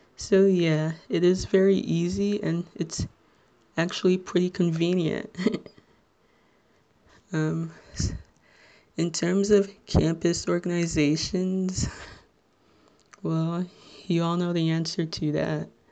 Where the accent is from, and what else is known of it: Little Ferry, New Jersey, United States